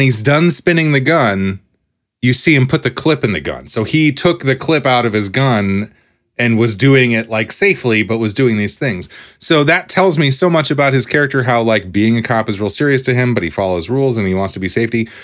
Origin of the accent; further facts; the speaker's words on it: United States; as an American